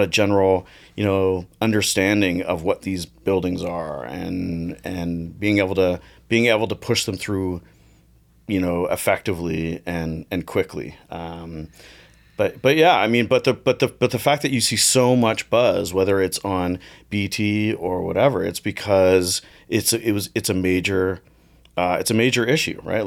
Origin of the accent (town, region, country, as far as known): Toronto, Ontario, Canada; born or raised there